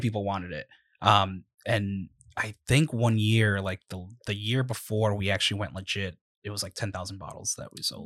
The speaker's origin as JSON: {"language": "English", "town": "Providence", "region": "Rhode Island", "country": "United States", "tie": "born or raised there", "also_born_or_lived": "East Providence, Rhode Island", "said": "we're both from Rhode Island. Yep. Um, I myself, I mean, I was born in Providence."}